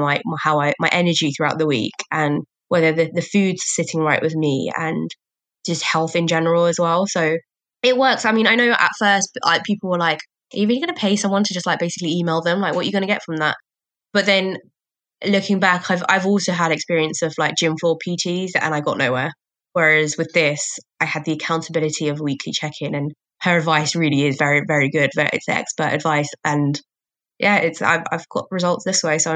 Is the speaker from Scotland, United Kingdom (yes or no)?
no; Croydon, London, United Kingdom; also born or lived in Barking, Essex; I was born in Essex, fun fact, but then we moved to Croydon when I was like 2